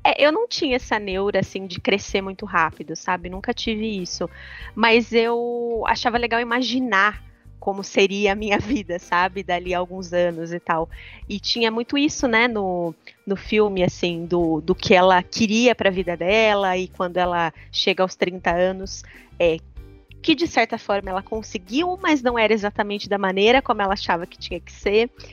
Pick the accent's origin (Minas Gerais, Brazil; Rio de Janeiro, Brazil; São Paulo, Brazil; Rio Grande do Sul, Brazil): São Paulo, Brazil; Leme; moved away; eu morava em Leme, que é minha cidade natal, morava com os meus pais na época